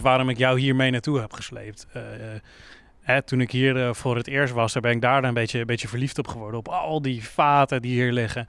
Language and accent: Dutch; Netherlands; also born or lived in Leiden; wij komen uit Nederland